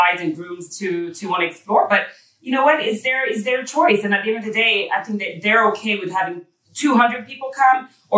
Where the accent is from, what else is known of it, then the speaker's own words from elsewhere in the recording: Paris, Île-de-France, France; moved away; I have the kind of, you know, European background, growing up in Paris